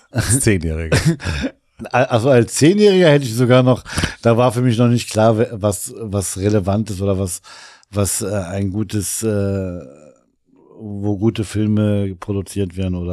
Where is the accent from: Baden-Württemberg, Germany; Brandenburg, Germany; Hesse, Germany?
Brandenburg, Germany; Elsterwerda; ich bin äh, Südbrandenburger.